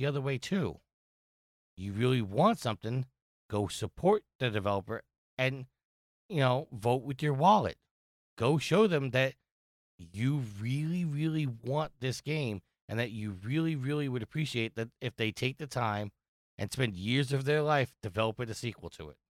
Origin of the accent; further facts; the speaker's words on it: New York, United States; I'm from New York